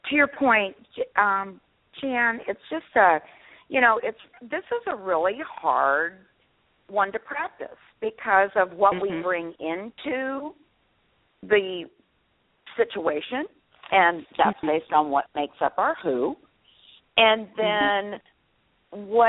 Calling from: Texas, United States; I'm … from Texas.

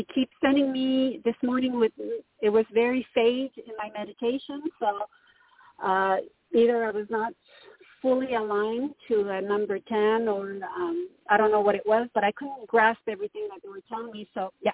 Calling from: Canada; Hi, Toni. … from Canada.

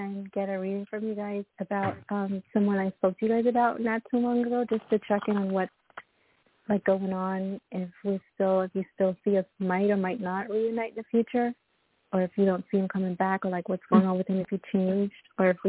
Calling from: Florida, United States; In Florida.

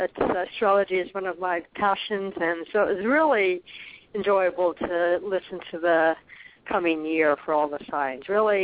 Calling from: Arizona, United States; calling from Arizona

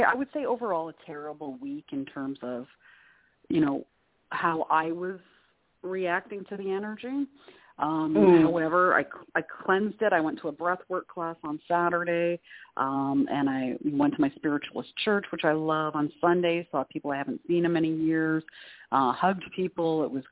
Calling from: Canada; Oh, hi, Claire. … from Canada.

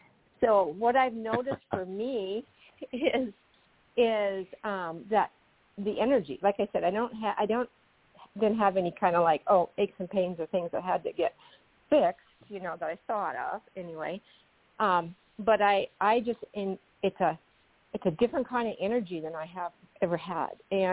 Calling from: Aberdeen, South Dakota, United States; Aberdeen, South Dakota.

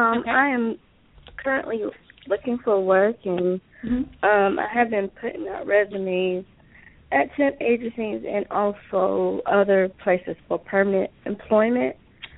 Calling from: Georgia, United States

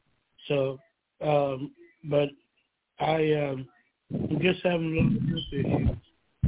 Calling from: Georgia, United States; from Georgia.

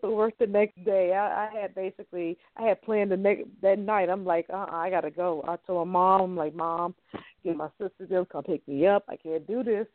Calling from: Louisiana, United States; I'm calling from Louisiana.

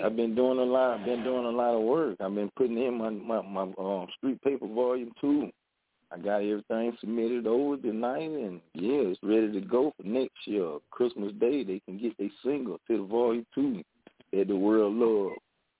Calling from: Albany, Georgia, United States; from Albany, 229, Albany, Georgia. Yeah.

